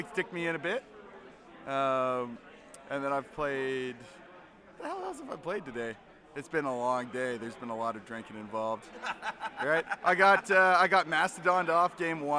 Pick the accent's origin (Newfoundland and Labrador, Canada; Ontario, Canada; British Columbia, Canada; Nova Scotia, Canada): British Columbia, Canada; Coquitlam; I'm from Coquitlam on the mainland.